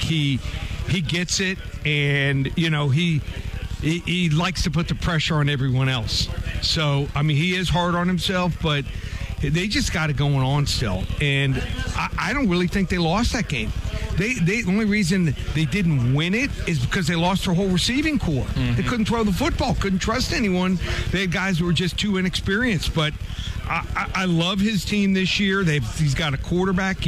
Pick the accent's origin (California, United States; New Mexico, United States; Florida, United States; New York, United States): Florida, United States; Miami; I'm from Miami